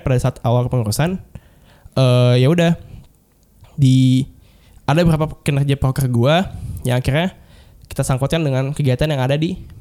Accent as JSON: {"language": "Indonesian", "region": "Jakarta", "country": "Indonesia", "also_born_or_lived": "Bogor", "said": "gue orang Jakarta"}